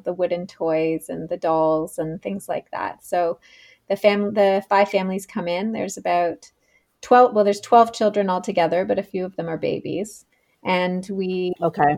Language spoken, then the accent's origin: English; Canada; moved away as an adult; also born or lived in Australia; I am originally from Canada, where I am right now on the east coast of Canada